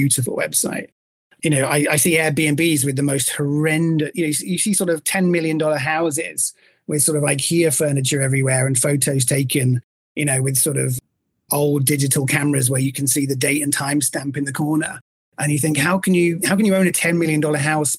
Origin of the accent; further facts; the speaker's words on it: England, United Kingdom; accent: English; now in Miami, United States; my English accent in Miami